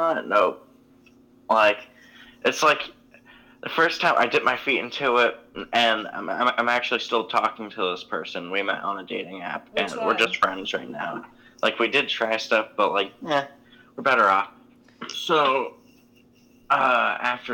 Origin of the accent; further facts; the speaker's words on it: Massachusetts, United States; I'm from Massachusetts